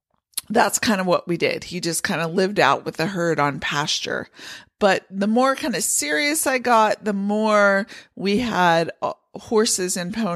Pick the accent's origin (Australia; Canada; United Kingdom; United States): United States; Pennsylvania; Now, I grew up in Pennsylvania with horses where we kept the horses in the barn over the winter.